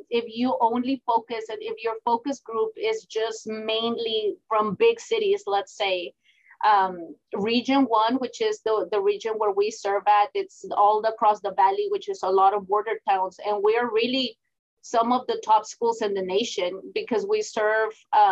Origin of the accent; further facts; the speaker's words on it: Houston, Texas, United States; now in Laredo, United States; I grew up in Houston, Texas